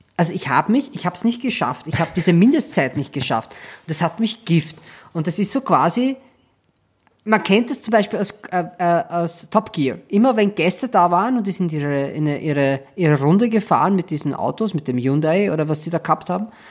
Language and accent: German; Schwechat, Lower Austria, Austria; moved away; ich komme ja aus Schwächert